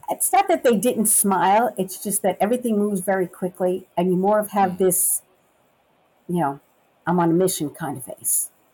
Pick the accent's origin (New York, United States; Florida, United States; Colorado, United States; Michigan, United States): New York, United States; New York City; moved away as an adult; also born or lived in Long Island, New York; now in Memphis, United States; I was born and raised in Brooklyn, New York, then moved to the suburbs of the city and lived on Long Island